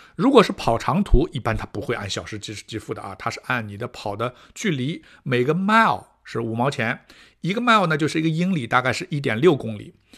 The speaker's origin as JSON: {"language": "Chinese", "country": "China", "moved": "yes", "lives_now": "Canada", "said": "我们中国人比较，啊，吃力的这些项目"}